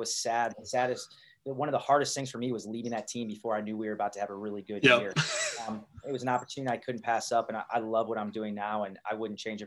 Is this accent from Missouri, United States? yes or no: yes; St. Louis, Missouri, United States; now in Omaha, United States; I grew up in St. Louis, and I like St. Louis people.